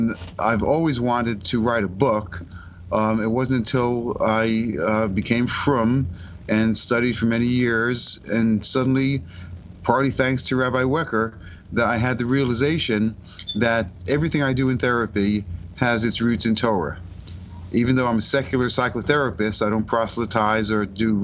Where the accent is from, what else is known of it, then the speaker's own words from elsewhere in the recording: Stamford, Connecticut, United States; moved away as an adult; also born or lived in Massachusetts / Syracuse, New York; now in Virginia, United States; I was born in Stamford, Connecticut, raised in an Orthodox shul